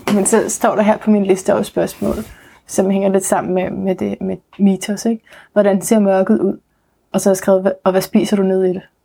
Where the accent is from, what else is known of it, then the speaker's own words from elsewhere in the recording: North Zealand, Capital Region of Denmark, Denmark; jeg er vokset op i Luthersk Mission